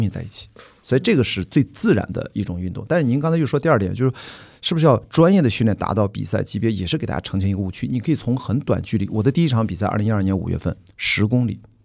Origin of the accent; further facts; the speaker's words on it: Qingdao, Shandong, China; 我的家乡青岛冠名了其中一所船，所以我作为青岛号的环球媒体船员